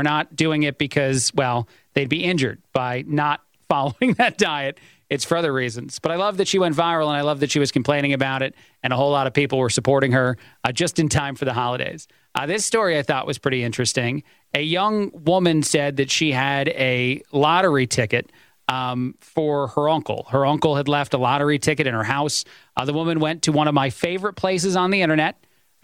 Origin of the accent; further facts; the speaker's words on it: East Coast, United States; I'm an Italian. I'm from the East Coast